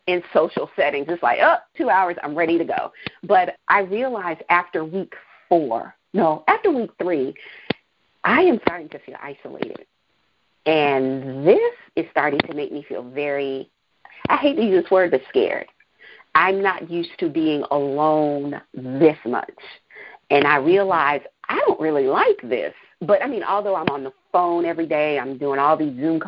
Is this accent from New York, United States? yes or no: yes; New York City, New York, United States; moved away; I'm from New York. I'm from Brooklyn originally